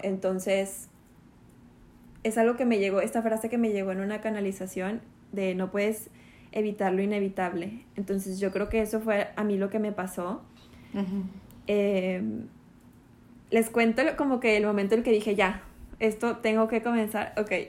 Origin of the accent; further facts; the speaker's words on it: Monterrey, Nuevo León, Mexico; moved away as an adult; now in Mérida, Mexico; yo soy de Monterrey, vivíamos allá en Monterrey